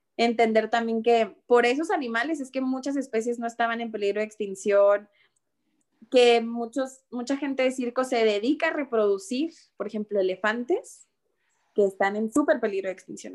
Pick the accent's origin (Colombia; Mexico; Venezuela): Mexico; Ciudad Juárez, Chihuahua; soy de Ciudad Juárez